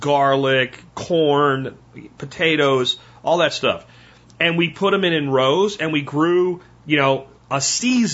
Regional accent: Pennsylvania, United States; moved away; I grew up in Pennsylvania, at least the best part of my growing up

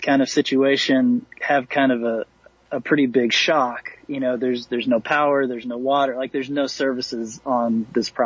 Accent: Tennessee, United States; moved away as an adult; I was from Tennessee. My whole family was there

